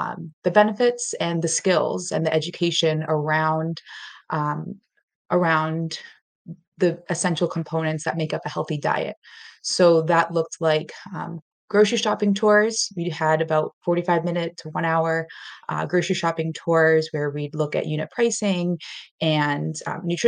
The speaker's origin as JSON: {"language": "English", "town": "Boston", "region": "Massachusetts", "country": "United States", "also_born_or_lived": "Colombia / Latin America / London / Washington, D.C.", "moved": "as an adult", "lives_now": "Western Massachusetts, United States", "said": "I am from the South Shore area of Boston, Massachusetts in the U.S., and I am now living in the western part of Massachusetts."}